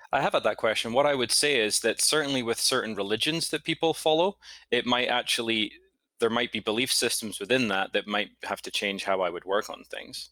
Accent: Scotland, United Kingdom; moved away as an adult; also born or lived in United States; now in New York, United States; I'm originally from Scotland. Grew up there, moved to the States in my, at the end of my twenties

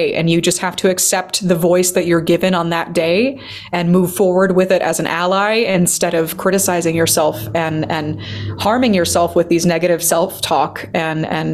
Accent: United States; moved away as an adult; now in Germany; I'm an American singer.

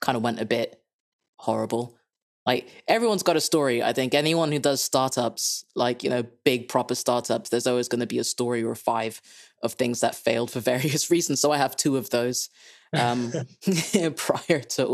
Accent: Kenya; moved away; also born or lived in England; I'm Dutch-Kenyan, so if you can't place my accent, that's a beginning of the reason why. Born and raised in Kenya, lived in England for far too long

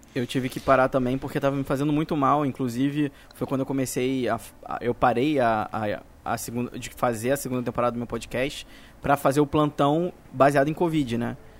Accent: Brazil; como brasileiro

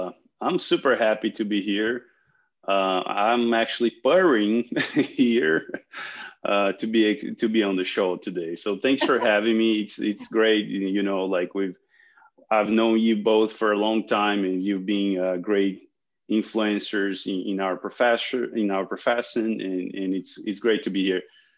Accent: Brazil; moved away as an adult; also born or lived in Wisconsin, United States / Guelph, Canada; now in Montreal, Canada; I was born in Brazil, and I did my studies there, did some of my training there, my master's and PhD with focus in feline analgesia. And then moved on to North America back in 2006 and worked at the University of Wisconsin, Guelph

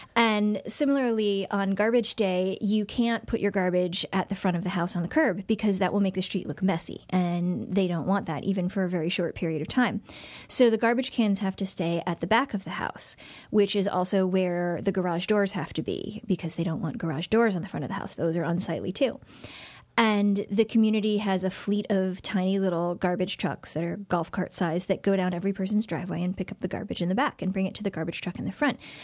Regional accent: Shaker Heights, Ohio, United States; moved away as an adult; Shaker Heights, which is my hometown. Um, it's where I lived from about age ten until I went away to college.

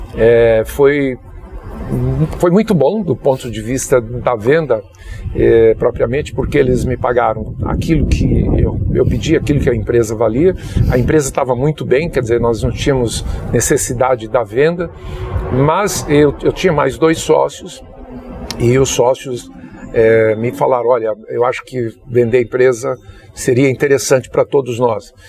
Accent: Juazeiro, Bahia, Brazil; Eu sou natural de Juazeiro da Bahia

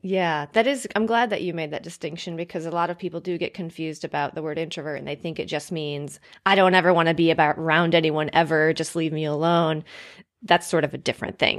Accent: United States; I've been so ingrained as an American

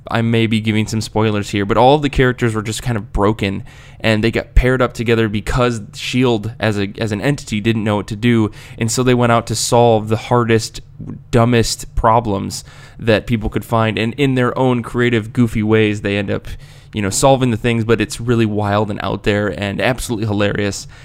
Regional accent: United States; accent: American; my terrible American accent

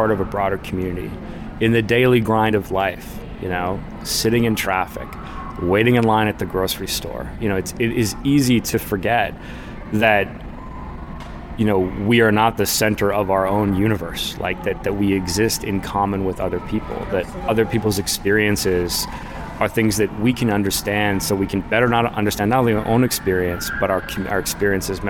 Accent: Canada

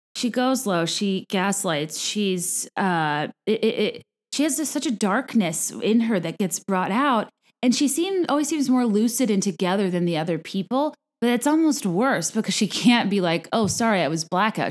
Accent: Richmond, Virginia, United States; now in Chicago, United States; We're both from Richmond, Virginia

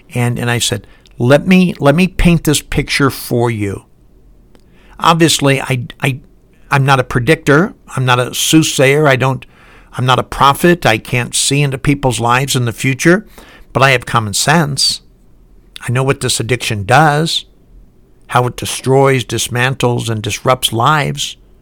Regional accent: Highland Park, Michigan, United States; now in Salt Lake City, United States; I live in Salt Lake City, and I was born in Highland Park, Michigan

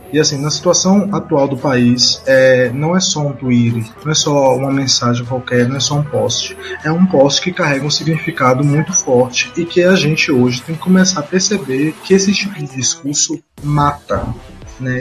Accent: Brazil; nós somos brasileiros

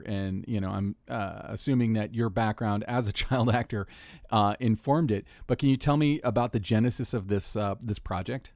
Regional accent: Orlando, Florida, United States; my hometown, Orlando, Florida

